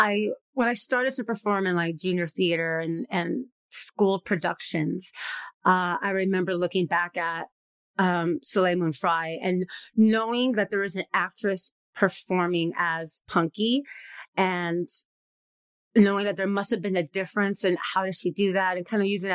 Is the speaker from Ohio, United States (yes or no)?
no; Los Angeles, California, United States; also born or lived in Whittier; In LA, East LA. So, yeah.